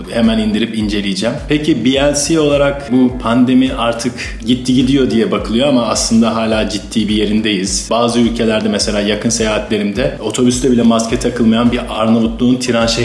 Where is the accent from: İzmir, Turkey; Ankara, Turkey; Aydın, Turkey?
İzmir, Turkey; Izmir, Turkey; 74 doğumluyum ben. Aa, çok gençsiniz daha. İzmirliyim.